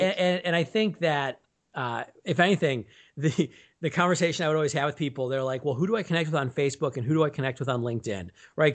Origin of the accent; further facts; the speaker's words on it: Milwaukee, Wisconsin, United States; moved away as an adult; now in Chicago, United States; I grew up in Milwaukee, Wisconsin